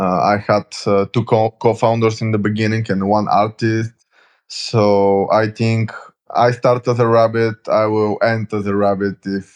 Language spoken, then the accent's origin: English; Bulgaria; I'm from Bulgaria.